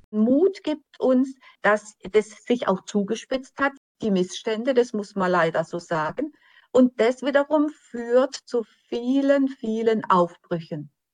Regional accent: Germany; für uns als Deutsche

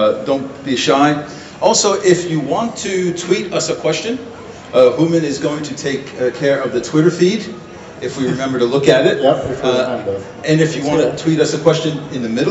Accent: United States; moved away as an adult; now in Sweden; I'm an American, I've been living in Sweden for a long time

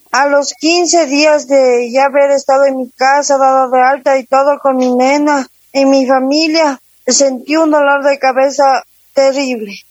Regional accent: Guaranda, Bolívar, Ecuador; moved away; also born or lived in Quito, Ecuador; Yo soy guarandeña, yo me fui a la ciudad de Quito, viví en Quito 23 años

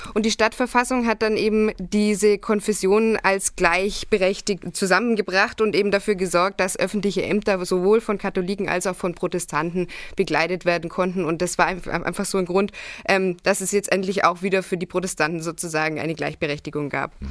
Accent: Augsburg district, Bavaria, Germany; Ich bin im Landkreis Augsburg aufgewachsen

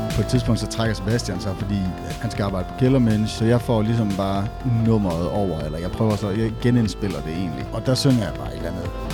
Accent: Esbjerg, Southern Denmark, Denmark; accent: Jutlandic; jeg taler sindssygt jysk, eller jeg taler, eller hold op, du er godt nok fra Esbjerg

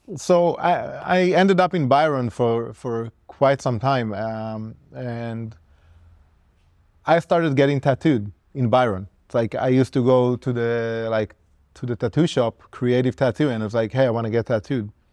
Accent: Israel; when I started tattooing as a kid growing up in Israel

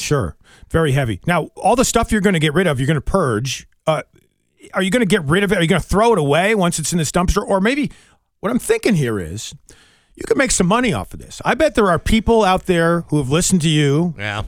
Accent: Wilmington and Bennington, Vermont, United States; I grew up partially in Wilmington and Bennington, Vermont

